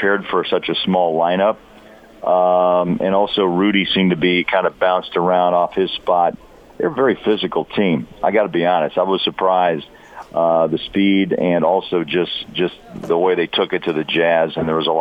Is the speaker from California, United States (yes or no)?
no; Kansas City, Missouri, United States; growing up in Kansas City